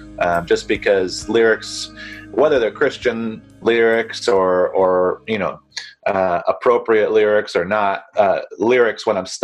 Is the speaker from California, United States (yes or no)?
no; North Carolina, United States; now in Costa Mesa, United States; I actually grew up in North Carolina